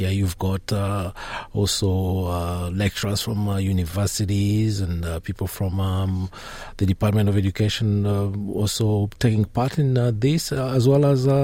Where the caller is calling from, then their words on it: Melbourne, Victoria, Australia; also born or lived in Campbelltown, Australia; I'm calling from Melbourne